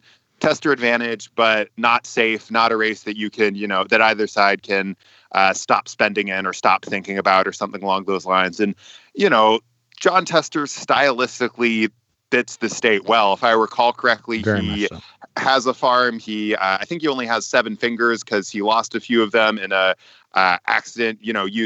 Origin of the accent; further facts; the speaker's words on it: West Virginia, United States; It's my home state